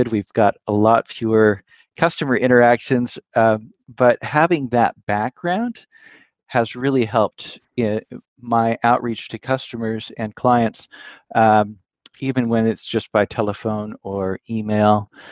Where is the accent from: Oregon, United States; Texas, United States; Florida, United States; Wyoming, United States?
Oregon, United States; Willamette Valley; moved away as an adult; also born or lived in Pullman, Washington; now in East Coast, United States; I was raised in the Willamette Valley in Oregon, and then was living in Pullman, Washington